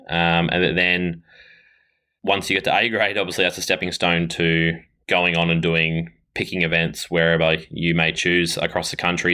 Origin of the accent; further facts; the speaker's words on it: Ballarat, Victoria, Australia; I am from Ballarat, Victoria, uh, in Australia